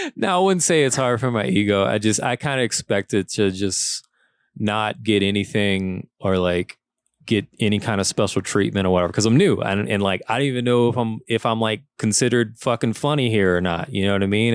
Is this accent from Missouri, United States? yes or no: no; Lafayette, Louisiana, United States; moved away as an adult; also born or lived in New Orleans; I moved there from Lafayette